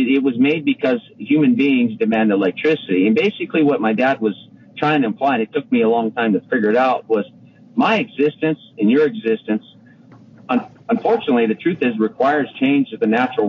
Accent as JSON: {"language": "English", "town": "Madera", "region": "California", "country": "United States", "tie": "born or raised there", "said": "I grew up in Madera, but we had family friends in Dos Palos"}